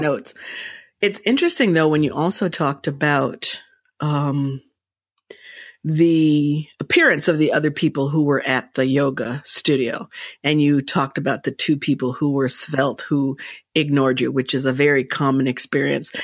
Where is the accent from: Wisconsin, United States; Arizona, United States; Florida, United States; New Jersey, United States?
New Jersey, United States; Princeton; I was raised in Princeton at an A M E church.